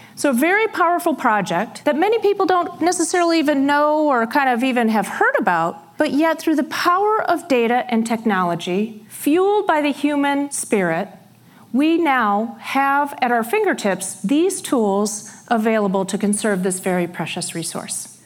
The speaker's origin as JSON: {"language": "English", "region": "Iowa", "country": "United States", "tie": "born or raised there", "said": "I grew up in Iowa in a very small town about 60 miles south of Rochester, Minnesota."}